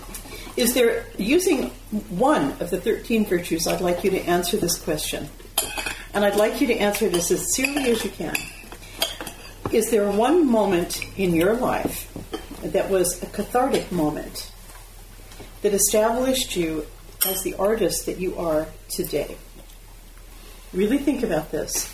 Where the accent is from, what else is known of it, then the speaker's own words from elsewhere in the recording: United States; accent: American; moved away as an adult; now in London, United Kingdom; I do still have an American accent